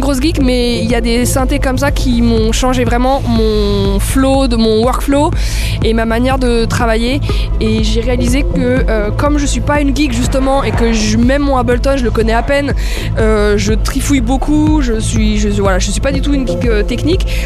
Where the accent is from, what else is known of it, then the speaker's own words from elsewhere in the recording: France; moved away as an adult; now in Berlin, Germany; Ça fait 10 ans que j'habite plus en France.